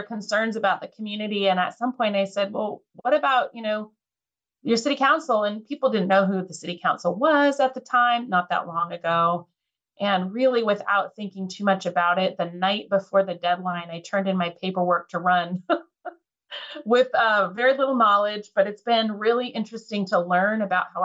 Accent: Lynden, Washington, United States; I was born and raised here in Whatcom County, just outside of Linden.

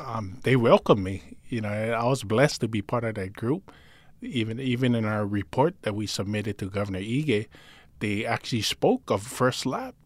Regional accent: Honolulu, Hawaii, United States; also born or lived in Palolo, Honolulu; I grew up actually in Pololo in nineteen eighty-six. We moved there, but I grew up in Calihi

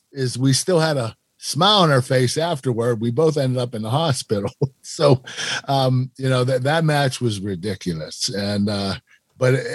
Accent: Pittsburgh, Pennsylvania, United States; We were a very proud city

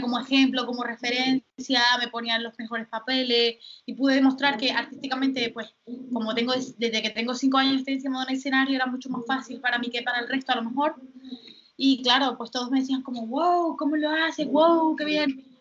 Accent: Gran Canaria, Canary Islands, Spain; yo nací en Gran Canaria

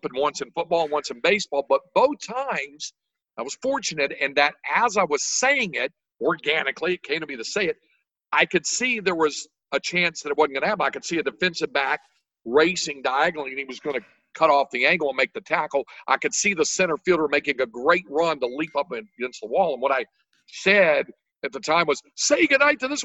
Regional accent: Greensboro, North Carolina, United States; moved away as an adult; now in Texas, United States; I grew up in Greensboro, North Carolina

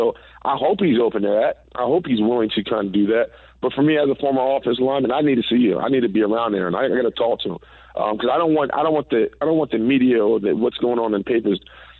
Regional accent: New York, United States; I'm from New York, by the way.

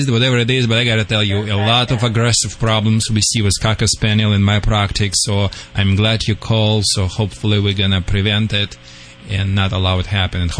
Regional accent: Texas, United States; now in Luxora, United States; No, I'm are from you... Texas.

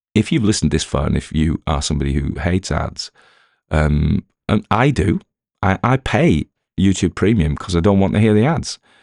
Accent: the north of England, United Kingdom; accent: Northern; I've had complaints about my North accent, which is extraordinary 'cause it's my real one.

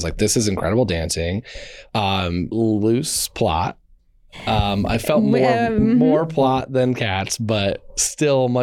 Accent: Indiana, United States; I'm from Indiana

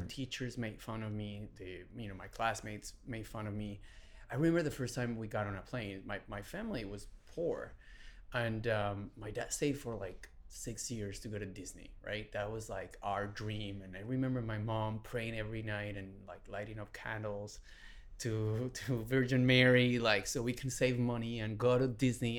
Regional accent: Venezuela; English is a second language; moved away as an adult; also born or lived in Texas; now in Los Angeles, United States; I was born in Venezuela. Um, my dad is Syrian. My mom is Venezuelan, Hispanic. I was born in 1981. I have three sisters um, and grew up in a you know beautiful a very humble household.

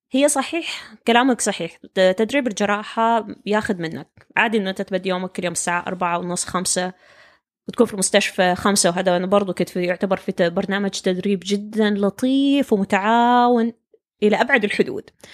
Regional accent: Saudi Arabia; moved away as an adult; طبيعة التعليم عندنا في السعودية

